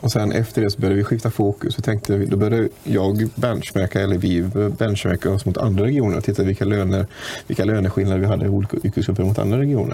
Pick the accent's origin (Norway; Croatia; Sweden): Sweden; Munkedal, Västra Götaland; Jag är från Munkedals kommun och där är jag fullmäktiges ordförande